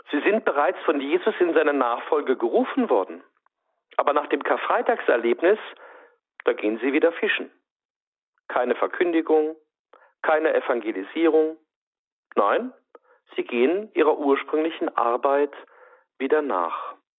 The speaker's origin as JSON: {"language": "German", "region": "Saarland", "country": "Germany", "said": "bei uns im Saarland"}